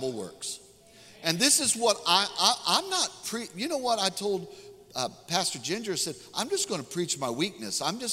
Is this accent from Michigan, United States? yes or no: no; Mississippi, United States; I'm from Mississippi.